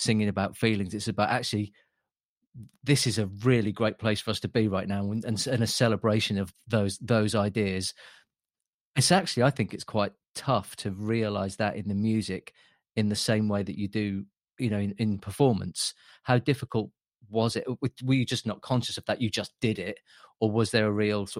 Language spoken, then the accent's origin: English; Lowestoft, East of England, United Kingdom; the town I grew up in Lowestoft, which is the most easterly town in England